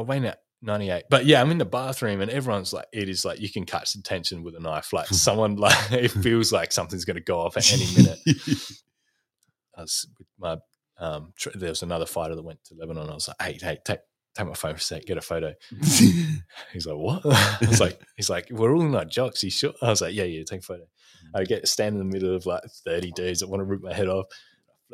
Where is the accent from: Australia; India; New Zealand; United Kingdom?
Australia; from Australia